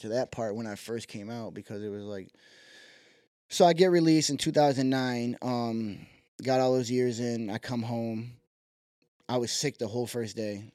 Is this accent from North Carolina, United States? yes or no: no; Syracuse, New York, United States; also born or lived in Malone, New York / South Dakota; Moved to Syracuse, probably, like, first grade ages. Growing up on the west side